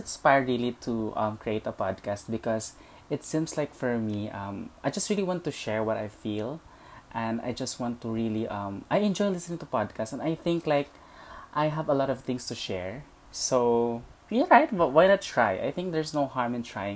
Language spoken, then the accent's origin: English; Leyte, Eastern Visayas, Philippines; I was born and raised in Leyte